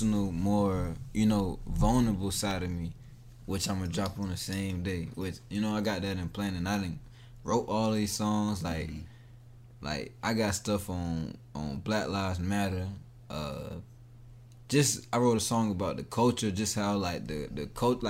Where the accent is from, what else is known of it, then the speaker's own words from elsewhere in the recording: Durham, North Carolina, United States; I've been in Durham for shit since second grade, back and forth. I never claimed to be a Raleigh